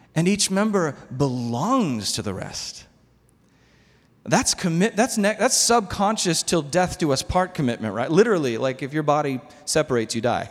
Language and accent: English; United States; I'm American.